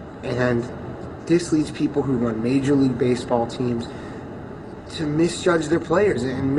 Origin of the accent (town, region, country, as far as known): Maryland, United States